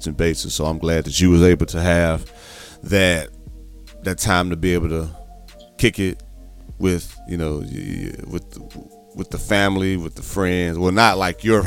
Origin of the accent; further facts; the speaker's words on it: Midwest, United States; I'm from the Midwest too